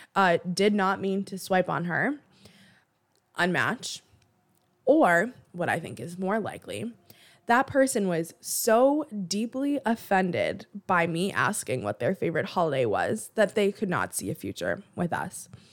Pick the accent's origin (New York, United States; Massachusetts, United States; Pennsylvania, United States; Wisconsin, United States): Massachusetts, United States; Boston; I'm from Boston. I'm located in the Boston area